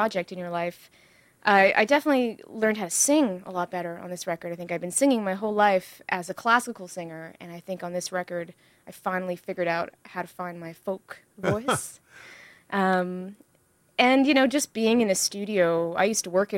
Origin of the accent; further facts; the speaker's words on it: Ottawa, Ontario, Canada; moved away as an adult; now in Toronto, Canada; I live in Toronto, and I grew up in the Ottawa